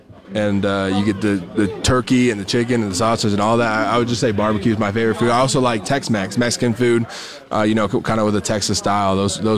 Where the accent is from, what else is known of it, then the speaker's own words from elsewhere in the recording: Canada; as a Canadian kid